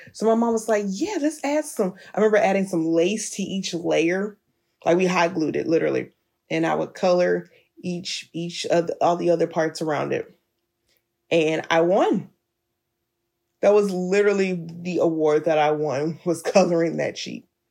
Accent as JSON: {"language": "English", "town": "Birmingham", "region": "Alabama", "country": "United States", "tie": "born or raised there", "moved": "yes", "said": "I was back in Alabama in my hometown of Birmingham."}